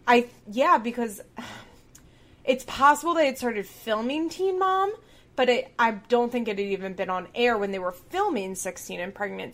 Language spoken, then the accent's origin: English; Chester County, Pennsylvania, United States; we're both from Chester County, Pennsylvania